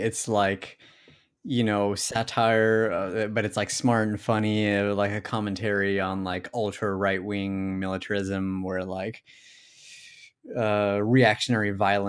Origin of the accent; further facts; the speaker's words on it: Buenos Aires, Argentina; Buenos Aires.